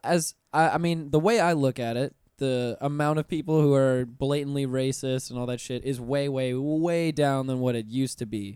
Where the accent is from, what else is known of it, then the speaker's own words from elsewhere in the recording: Pensacola, Florida, United States; I'm from Pensacola up north